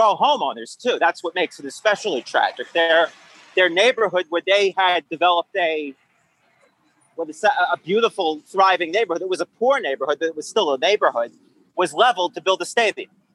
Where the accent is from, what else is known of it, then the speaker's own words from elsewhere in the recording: Long Island, New York, United States; accent: New York; I'm from Long Island